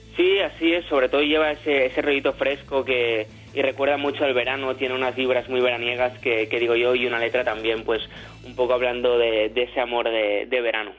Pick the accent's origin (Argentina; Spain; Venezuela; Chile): Spain; Barcelona, Catalonia; Yo de Barcelona, soy de Barcelona